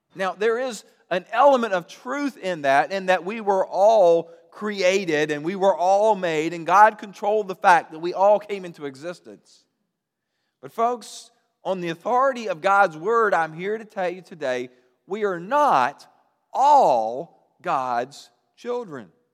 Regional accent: Roanoke, Virginia, United States; I grew up in Roanoke

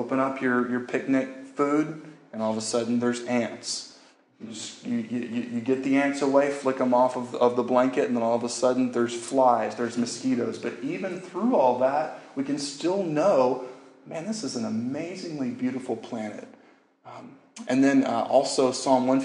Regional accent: Louisiana, United States; moved away; I grew up in Louisiana

